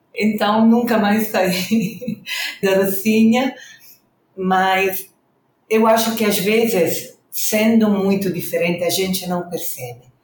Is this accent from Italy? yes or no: yes; Reggio Emilia, Emilia-Romagna, Italy; Portuguese is a second language; moved away as an adult; now in Rio de Janeiro, Brazil; sou italiana do norte da Itália, Reggio Emília